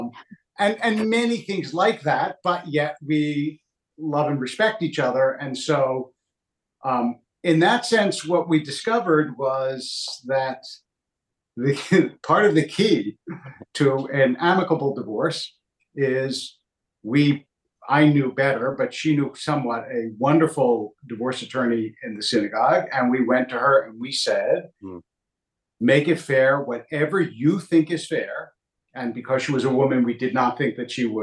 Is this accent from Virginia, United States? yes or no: no; Philadelphia, Pennsylvania, United States; moved away; also born or lived in Hackensack, New Jersey; I grew up in Philadelphia, also